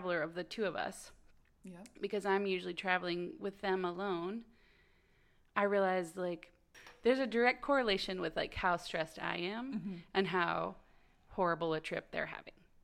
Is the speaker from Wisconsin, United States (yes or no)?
no; Texas, United States; born or raised there; moved away